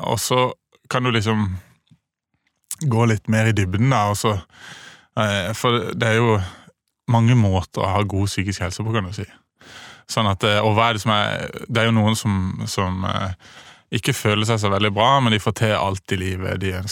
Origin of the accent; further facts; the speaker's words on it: Kristiansand, Agder, Norway; also born or lived in Bergen; now in Oslo, Norway; Ja, jeg kommer fra Kristiansand.